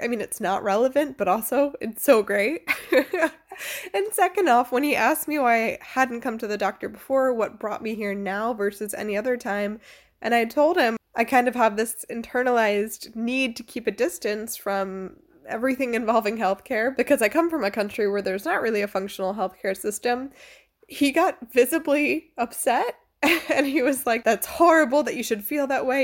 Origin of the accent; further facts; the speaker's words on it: United States; moved away as an adult; now in Freiburg, Germany; I'm American